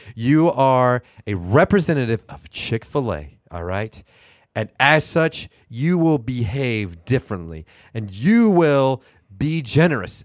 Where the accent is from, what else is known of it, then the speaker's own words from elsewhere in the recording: Houston, Texas, United States; now in Oklahoma City, United States; I'm from Houston